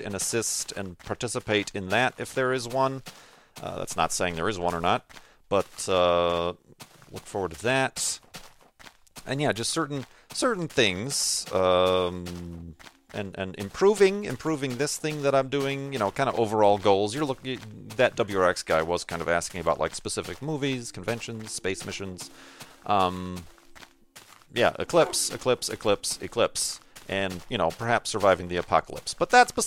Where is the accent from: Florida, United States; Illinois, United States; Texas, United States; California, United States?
Illinois, United States; now in Arizona, United States; my hometown, like back in Illinois or here in Arizona